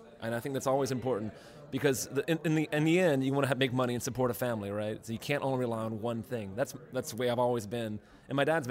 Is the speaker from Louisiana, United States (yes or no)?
yes; Eunice, Louisiana, United States; moved away; also born or lived in Baton Rouge, Louisiana / Lafayette, Louisiana; I'm from Baton Rouge. I'm from Eunice originally, but I went to school in Baton Rouge